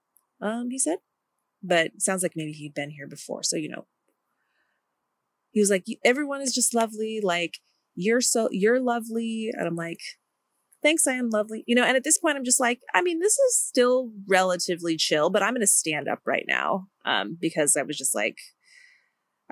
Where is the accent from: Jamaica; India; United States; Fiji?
India; I'm from India